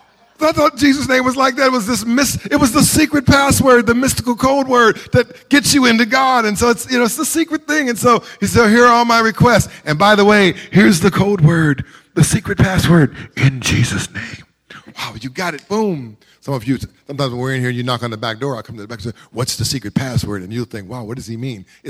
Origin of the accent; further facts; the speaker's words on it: Carson, California, United States; growing up in Carson